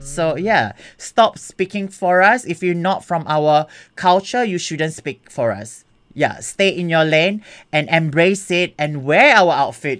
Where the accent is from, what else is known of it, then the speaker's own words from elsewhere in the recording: Singapore; now in Melbourne, Australia; I'm from Singapore and my background is uh, Malay, Malayu